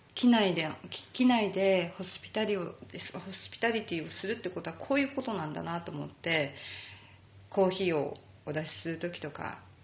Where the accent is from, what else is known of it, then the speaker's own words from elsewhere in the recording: Japan; moved away; 日本人、はい、英語があの母国語ではない